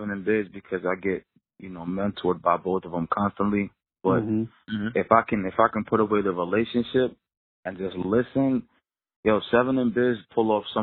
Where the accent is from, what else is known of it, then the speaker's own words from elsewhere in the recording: Yonkers, New York, United States; I'm from Yonkers